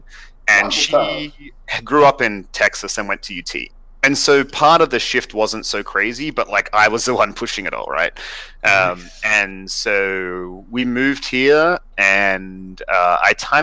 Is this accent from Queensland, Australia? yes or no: no; Sydney, New South Wales, Australia; moved away; So I'm from Australia originally. I grew up in Sydney.